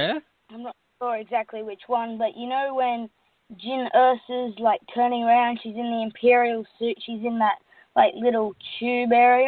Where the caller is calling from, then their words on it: Sydney, New South Wales, Australia; I'm in Sydney, Australia.